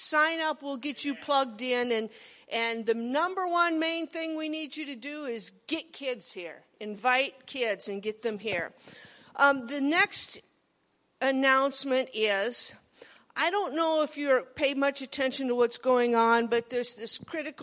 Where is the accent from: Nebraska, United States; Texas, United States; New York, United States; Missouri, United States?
Nebraska, United States; Monroe; I was raised in Monroe.